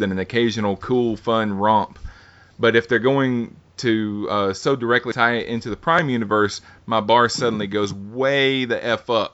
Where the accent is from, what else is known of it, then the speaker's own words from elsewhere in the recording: Alabama, United States; I'm from Alabama, man. We talk like that.